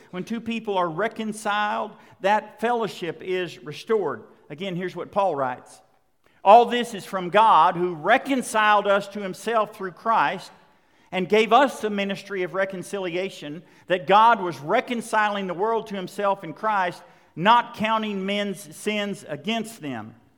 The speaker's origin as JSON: {"language": "English", "region": "Western Oklahoma", "country": "United States", "tie": "born or raised there", "said": "I was growing up in Western Oklahoma"}